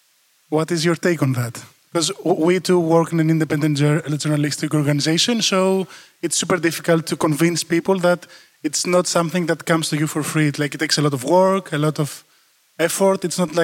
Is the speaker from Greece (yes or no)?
yes; Greece; I'm from Greece, obviously.